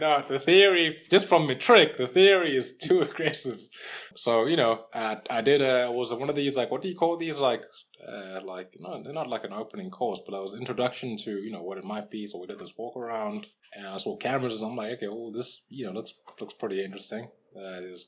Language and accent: English; Durban, KwaZulu-Natal, South Africa; now in Johannesburg, South Africa; I'm originally from Durban